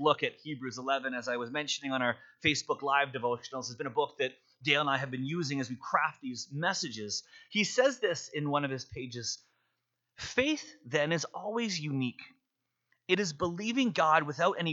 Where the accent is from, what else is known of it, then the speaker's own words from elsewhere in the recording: Vancouver, British Columbia, Canada; moved away as an adult; now in Calgary, Canada; grew up in Vancouver, and you know that in Vancouver, it rains a lot